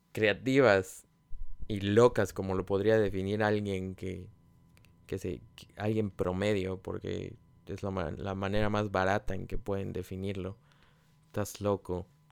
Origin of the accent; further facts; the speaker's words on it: Mexico; moved away as an adult; todavía estaba en mi país, en México